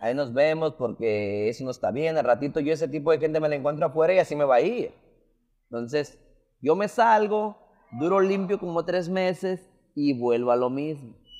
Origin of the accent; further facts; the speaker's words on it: Las Palmas, Jalisco, Mexico; yo soy de Las Palmas, Jalisco, es un pueblo